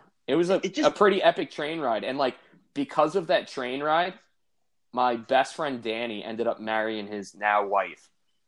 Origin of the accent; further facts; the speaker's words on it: Deer Park, New York, United States; So I grew up in Deer Park on Long Island.